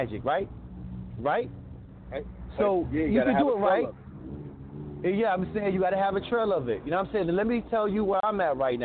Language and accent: English; New York, United States; also born or lived in Nevada / Arizona; now in Reno, United States; I'm from New York, but I moved. I was in Nevada.